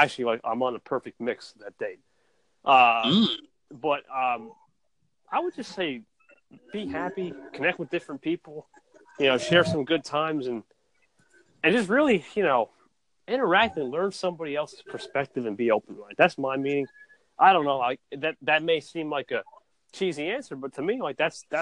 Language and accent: English; New Jersey, United States; NJ, buddy. Yeah, New Jersey.